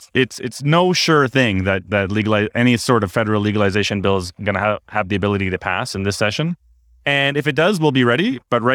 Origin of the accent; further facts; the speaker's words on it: Canada; So as a Canadian, I felt the need to quote the greatest hockey player in history.